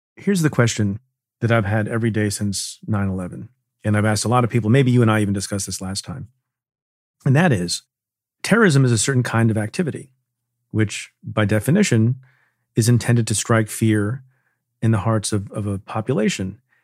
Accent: New York City, New York, United States; as a New Yorker

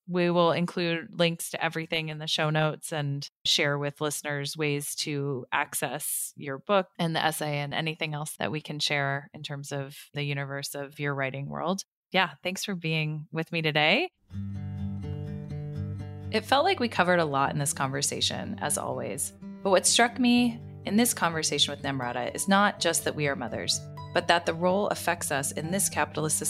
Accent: United States; as an American

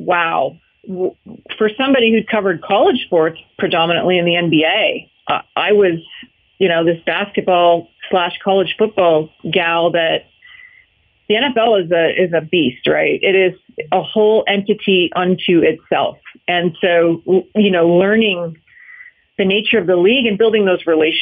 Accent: Canada; moved away; Growing up in Canada, I was raised in hockey rinks

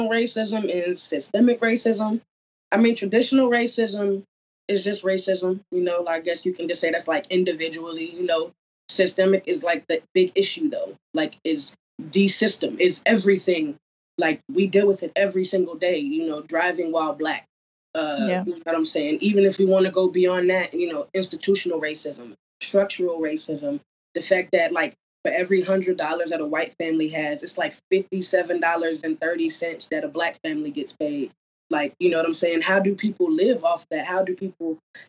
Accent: New Jersey, United States; I grew up in New Jersey

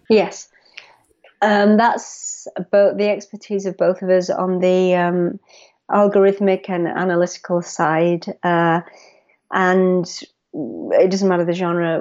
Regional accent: England, United Kingdom; moved away as an adult; also born or lived in United States; I moved back to England. I had been in the U S for ten years

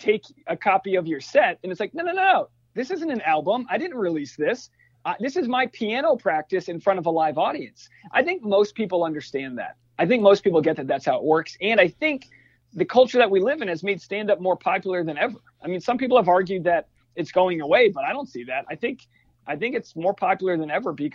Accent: New England, United States; we grew up, like growing up in New England

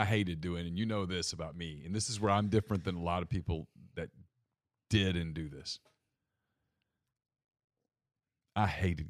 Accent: Ruston, Louisiana, United States; Jack coached at Louisiana Tech and I grew up in Ruston, yeah.

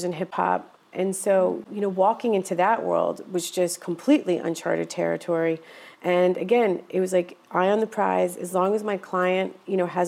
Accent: Yonkers, New York, United States; also born or lived in Oswego, New York; I grew up in a city, Yonkers, New York, which is about 30 minutes outside of New York

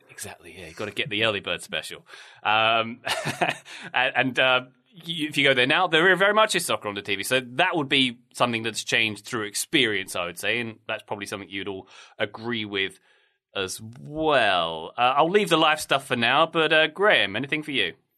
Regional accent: Dartford, South East England, United Kingdom; my hometown of, uh, Dartford, where I grew up

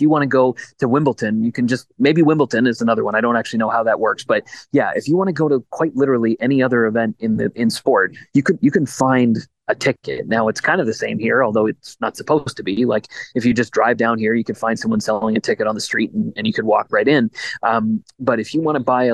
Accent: Canada; as a Canadian

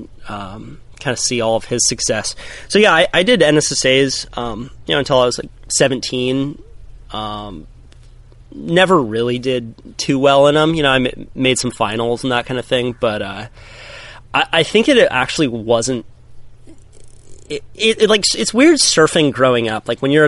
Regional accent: Santa Cruz, California, United States; Grew up right here in Santa Cruz, California. You know, youngest of five. All my older brothers and sisters surf. You know, it's Santa Cruz town.

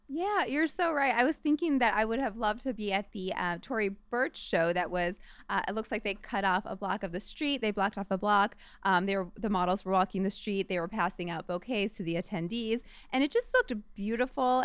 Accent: St. Louis, Missouri, United States; moved away; from my hometown of st louis

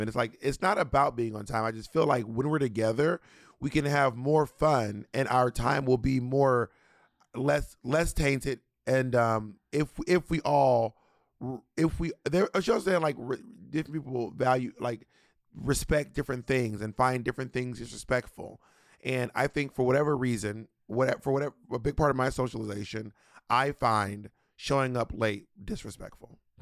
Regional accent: Atlanta, Georgia, United States; moved away; also born or lived in Long Island; I grew up in Atlanta

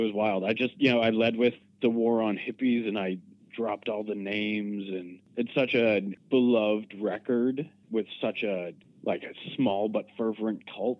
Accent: North Reading, Massachusetts, United States; I grew up way outside of Boston. Okay. I'm from North Reading, so I'm from like the uncool side of 128.

